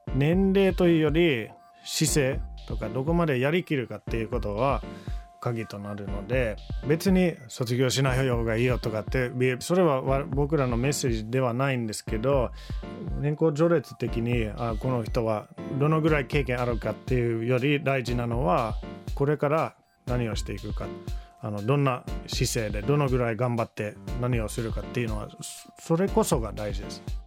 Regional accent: Finland; Japanese is a second language; moved away as an adult; now in Japan; 自分はフィンランド人として500万人のフィンランドで育ってきました

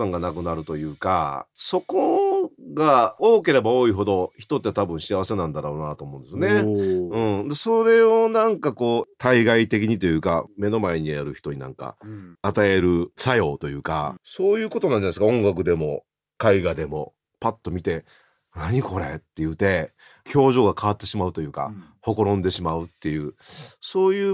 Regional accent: Osaka, Japan; also born or lived in Hiroshima; 大阪で育ったのにね、東京の笑いが好きだったんですよ。

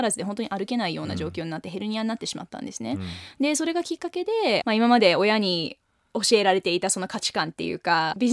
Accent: Tokyo, Japan; 18歳まで東京にいたんですけど

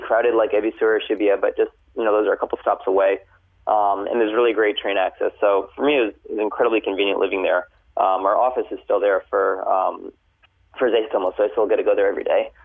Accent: New York, United States; moved away as an adult; also born or lived in California; now in Tokyo, Japan; I was born and raised in New York

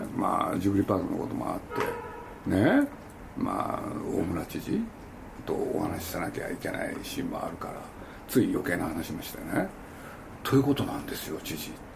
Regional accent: Nagoya, Aichi, Japan; moved away; 僕のふるさとでもあるんですけれど

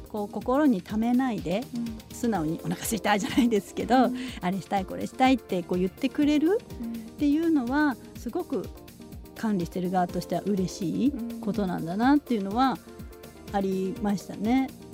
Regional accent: Kawasaki, Kanagawa, Japan; also born or lived in Tokyo; now in Chiba, Japan; 私はですね神奈川県の川崎市の本当に住宅街で生まれ育って

